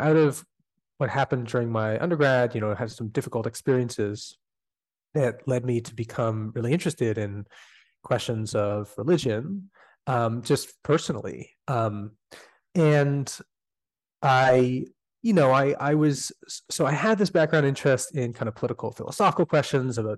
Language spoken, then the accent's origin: English; Canada; despite being Canadian